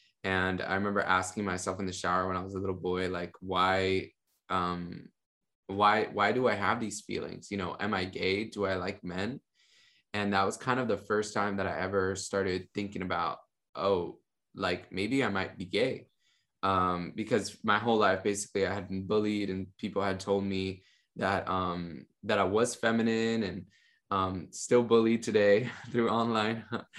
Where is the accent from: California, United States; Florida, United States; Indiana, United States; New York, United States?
Florida, United States; Miami; And I grew up in Miami, Florida, a family of basically like immigrants that had come from Cuba, from Venezuela to Miami.